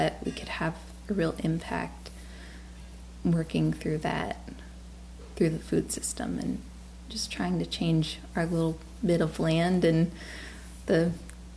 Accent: South Louisiana, United States; moved away; I grew up in South Louisiana

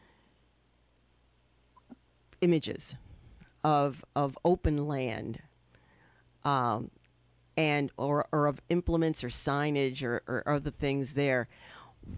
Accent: New York City, New York, United States; I grew up in the Bronx.

